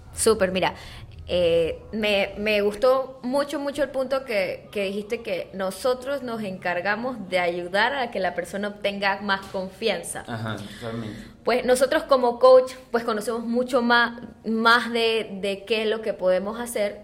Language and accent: Spanish; Panama; nosotros como buenos panameños y saboteadores que somos